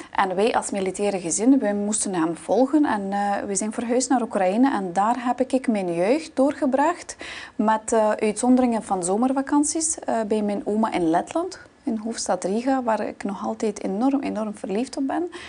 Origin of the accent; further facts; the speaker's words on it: Baikonur, Kazakhstan; born there; dus ik ben geboren in Kazachstan aan de lanceerbasis in Baikonur.